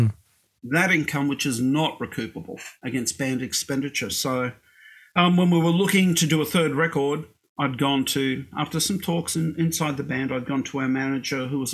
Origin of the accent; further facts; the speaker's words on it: Brisbane, Queensland, Australia; I was born in Brisbane. And look, when I was a kid in Australia